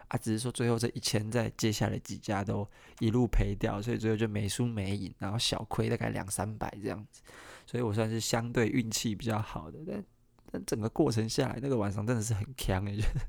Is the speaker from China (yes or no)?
no; Kaohsiung, Taiwan; 我是高雄人